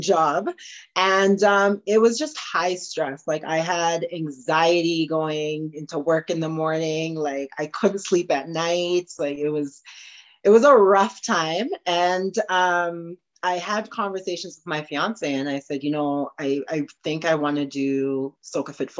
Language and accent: English; Morinville, Alberta, Canada; also born or lived in Trinidad; now in Edmonton, Canada; growing up in Morinville, is where I'm originally from